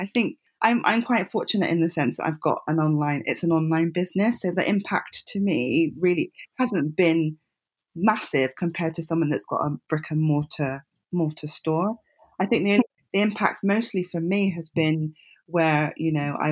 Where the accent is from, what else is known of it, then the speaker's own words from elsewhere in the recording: Nigeria; I'm Nigerian myself, so I've grown up with fabric